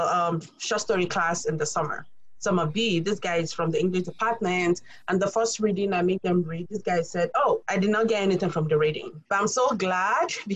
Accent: Nigeria; now in Tallahassee, United States; I'm African. I'm from Nigeria. I have accent, okay? And we are colonized by the British, so I cannot talk like Americans

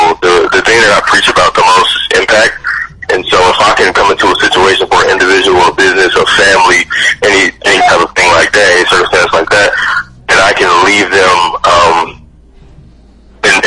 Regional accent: Chicago, Illinois, United States; I'm from the South Side of Chicago, born and raised

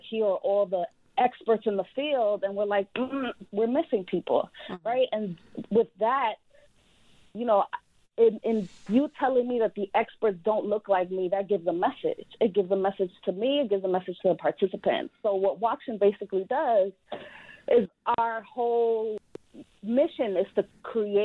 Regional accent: New York, United States; I come from New York

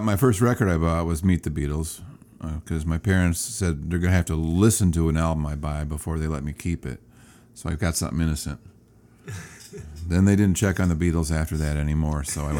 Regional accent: Garden City, New York, United States; I grew up in Garden City. And my dad had a gospel quartet. They traveled around tri-state area.

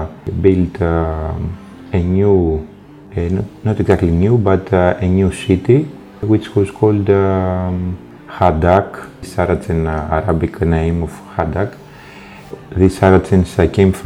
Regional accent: Athens, Attica, Greece; English is a second language; also born or lived in Crete, Greece; now in Heraklion, Greece; I'm Greek. I come from Athens, but I live here on the island

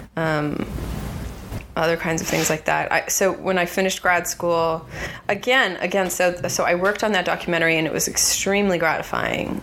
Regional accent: California, United States; growing up in California

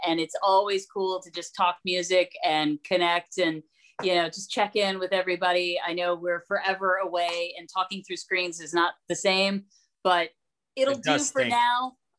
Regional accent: the South, United States; I grew up in the South.

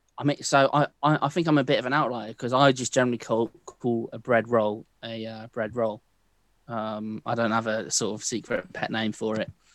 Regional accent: London, United Kingdom; also born or lived in Hamburg; from London

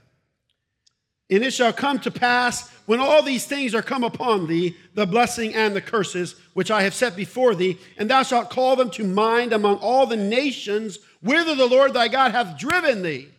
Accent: Brandon, Florida, United States; born or raised there; also born or lived in Ohio

